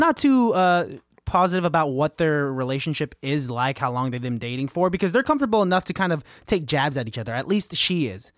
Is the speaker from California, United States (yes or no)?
yes; Bay Area, California, United States; we are from the Bay Area